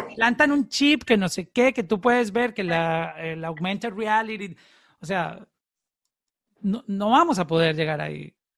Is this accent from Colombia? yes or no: yes; Colombia; En, Colombia, en mi país